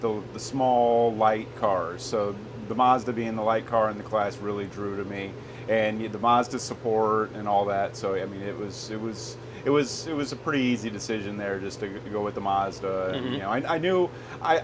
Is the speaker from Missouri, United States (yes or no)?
yes; St. Louis, Missouri, United States; I'm from the St. Louis area